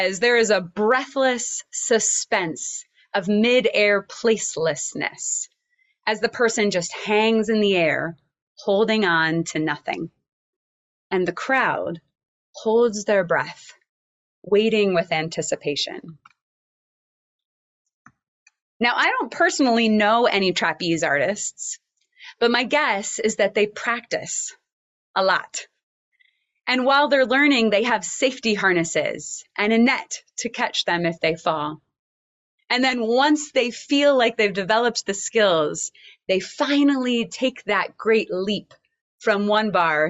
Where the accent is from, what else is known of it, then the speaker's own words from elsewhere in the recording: Oklahoma, United States; I grew up in Oklahoma, and I attended an elementary school with a large open space with lots of huge cottonwood trees